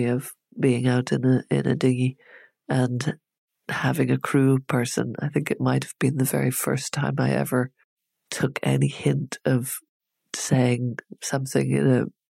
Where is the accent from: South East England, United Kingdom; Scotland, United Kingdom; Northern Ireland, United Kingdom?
Northern Ireland, United Kingdom; we, as we were children, were being taught British history from the point of view of England. And what we learned about were kings and queens. And we didn't learn anything about Irish history at all in the North